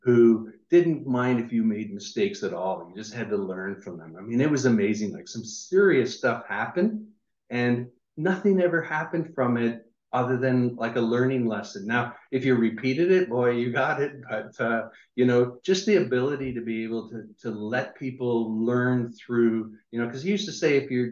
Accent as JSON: {"language": "English", "town": "Niagara Falls", "region": "Ontario", "country": "Canada", "said": "I'm from Niagara Falls, Canada"}